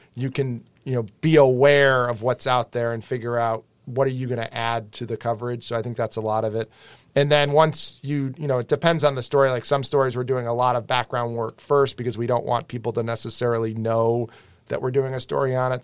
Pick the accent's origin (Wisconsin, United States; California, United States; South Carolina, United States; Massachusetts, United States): Massachusetts, United States; Western; moved away as an adult; now in Boston, United States; I grew up in Western Mass.